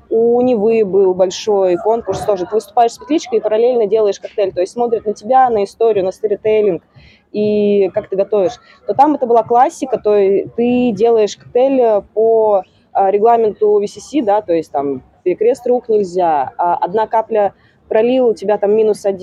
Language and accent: Russian; Seversk, Tomsk Oblast, Russia; А я приехала из Северска. Северск вообще никто не знает, что это такое.